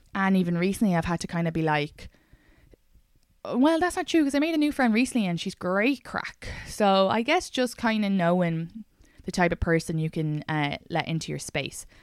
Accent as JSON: {"language": "English", "country": "Ireland", "moved": "yes", "lives_now": "New York, United States", "said": "I'm Irish"}